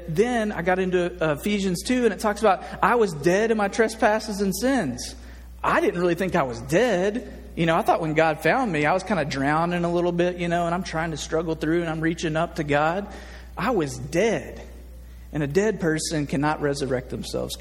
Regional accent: Nashville, Tennessee, United States; now in Little Rock, United States; I grew up in Nashville, Tennessee, in the South

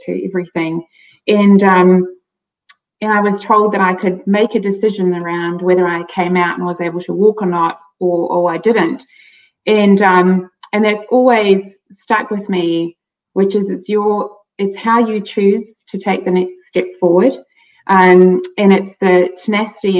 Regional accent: South Africa; I grew up in South Africa

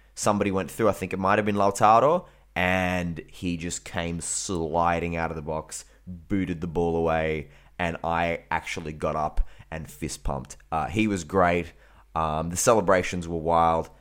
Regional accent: Australia; I'm fucking Australian

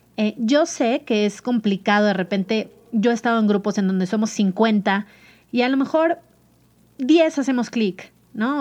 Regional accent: Mazatlán, Sinaloa, Mexico; born or raised there; moved away as an adult; now in Mexico City, Mexico

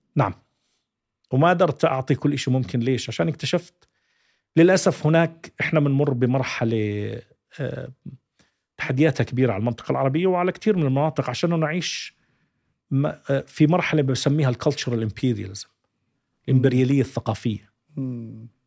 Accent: Jordan; أنا أردني

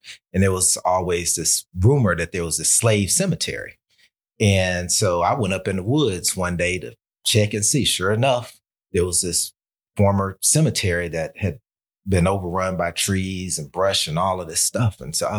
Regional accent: the South, United States; I told her that I'm from the South and I don't do snow.

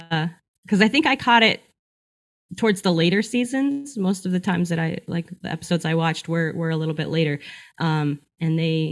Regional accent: Montana, United States; I'm from Montana, and mm-hmm. I grew up without TV, pretty rural

